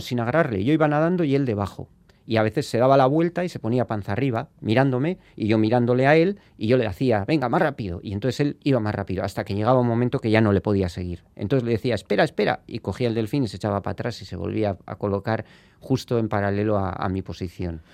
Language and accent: Spanish; Spain; somos de Ibar